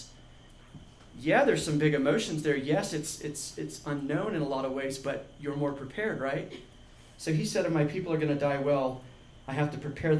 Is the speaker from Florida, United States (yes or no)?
no; Georgia, United States; I grew up in Georgia